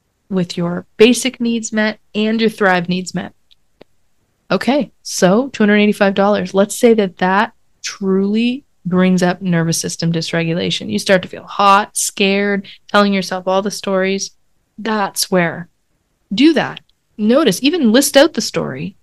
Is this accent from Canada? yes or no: yes; Canada; I'm Canadian